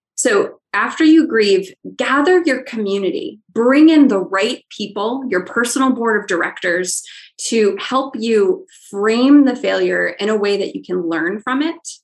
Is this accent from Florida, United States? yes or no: no; Ohio, United States; I'm from Ohio